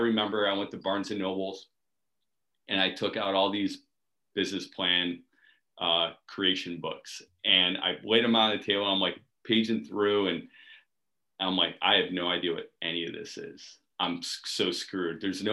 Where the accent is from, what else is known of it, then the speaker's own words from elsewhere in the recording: Cleveland, Ohio, United States; moved away as an adult; now in Washington, D.C., United States; I grew up in Cleveland, Ohio